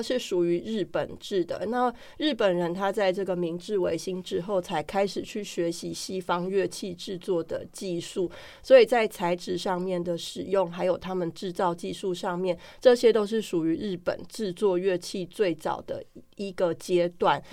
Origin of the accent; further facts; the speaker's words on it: Taiwan; 对我们台湾人来说